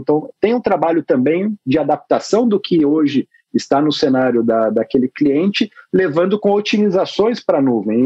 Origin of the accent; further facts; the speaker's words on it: Botucatu, São Paulo, Brazil; moved away as an adult; now in São Paulo, Brazil; sou natural de Botucatu, interior do estado de São Paulo